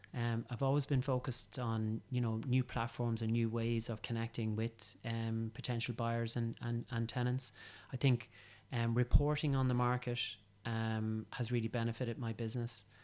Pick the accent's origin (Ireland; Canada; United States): Ireland; County Meath, Leinster; I'm from County Meath and, um, I'm a tillage farmer's son